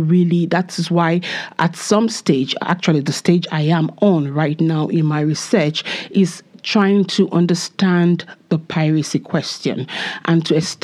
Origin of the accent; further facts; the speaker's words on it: Nigeria; moved away as an adult; now in Belfast, United Kingdom; I am from Nigeria and I am a second year PhD student here at Queen's